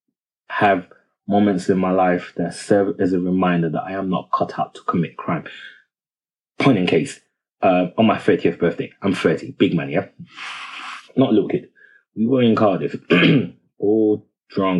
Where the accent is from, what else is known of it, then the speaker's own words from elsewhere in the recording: Nigeria; now in United Kingdom; I'm Nigerian